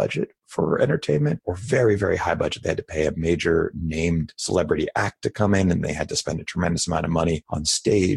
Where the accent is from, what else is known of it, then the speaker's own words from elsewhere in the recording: San Francisco, California, United States; also born or lived in Boston; I grew up in San Francisco, so I actually moved back to San Francisco.